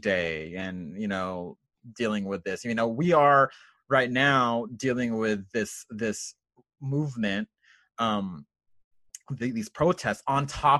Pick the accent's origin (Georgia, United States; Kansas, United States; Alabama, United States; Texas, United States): Texas, United States; San Antonio; I'm San Antonio.